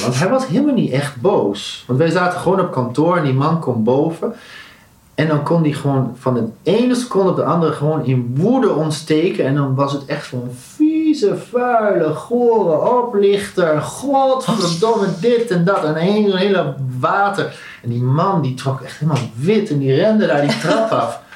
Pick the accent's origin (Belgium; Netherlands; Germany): Netherlands; ik een Nederlander was